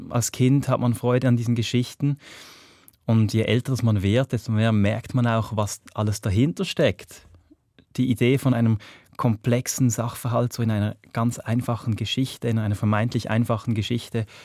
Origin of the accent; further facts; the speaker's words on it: Reigoldswil, Basel-Landschaft, Switzerland; Ich bin in Reigoldswil aufgewachsen, im Dorf, im Baselbiet, im Feufeliebertal, hinten, ganz hinten, dort, wo es die, die schöne Gondelbahn gibt.